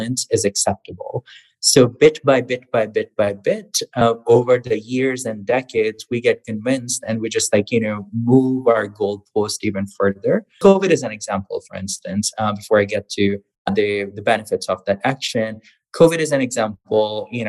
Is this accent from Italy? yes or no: no; Pakistan; now in United States; I was born in Pakistan, grew up there